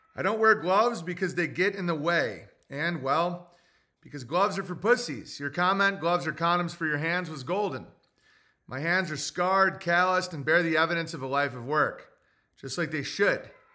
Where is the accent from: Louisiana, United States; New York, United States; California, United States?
New York, United States; Oswego; I'm from Oswego